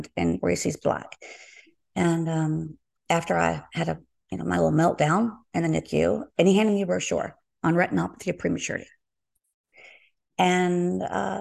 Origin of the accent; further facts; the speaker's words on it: Forest Cove, Texas, United States; I'm from Texas